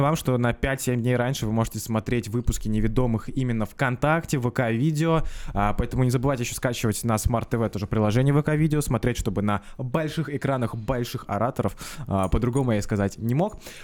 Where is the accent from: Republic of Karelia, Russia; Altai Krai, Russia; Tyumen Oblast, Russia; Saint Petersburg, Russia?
Saint Petersburg, Russia; мы все из Петербурга